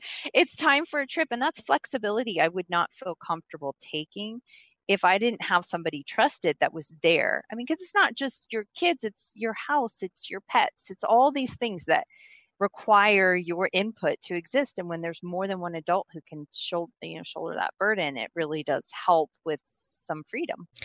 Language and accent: English; Oklahoma, United States; also born or lived in Texas; now in California, United States; I'm actually from Oklahoma